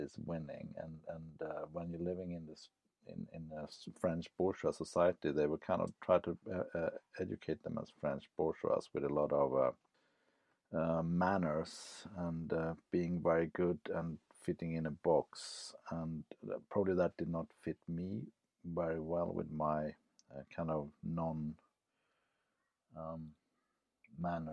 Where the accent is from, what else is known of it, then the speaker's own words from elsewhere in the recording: Sweden; I grew up in Sweden in a traditional social democrat society that Sweden was in the late 60s, early 70s